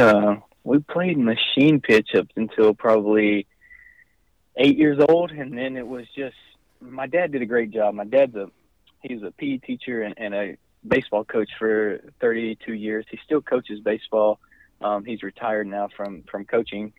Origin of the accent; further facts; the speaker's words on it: Alexander City, Alabama, United States; I grew up in Alexander City, Alabama